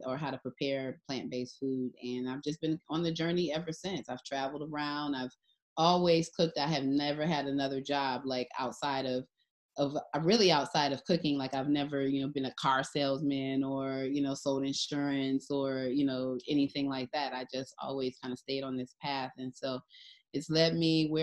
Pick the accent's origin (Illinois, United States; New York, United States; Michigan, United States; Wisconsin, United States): Michigan, United States; Detroit; I'm from Detroit, Michigan, and my parents had the wisdom to send me to an amazing school